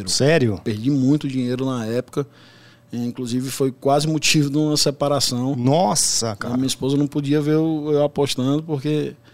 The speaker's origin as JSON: {"language": "Portuguese", "town": "Brasília", "region": "Federal District", "country": "Brazil", "tie": "born there", "also_born_or_lived": "São Paulo", "lives_now": "Fortaleza, Brazil", "said": "Eu moro em Fortaleza, mas nasci em Brasília, morei muito tempo aqui em São Paulo"}